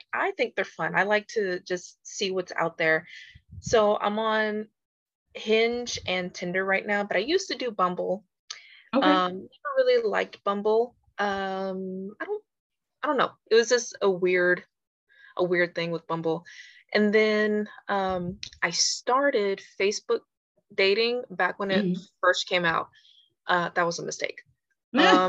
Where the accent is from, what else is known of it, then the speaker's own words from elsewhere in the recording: Houston, Texas, United States; I really am from Houston, born and raised